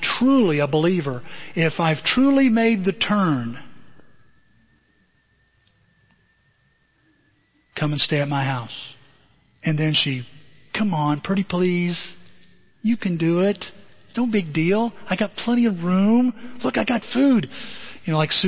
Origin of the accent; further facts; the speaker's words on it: United States; as Americans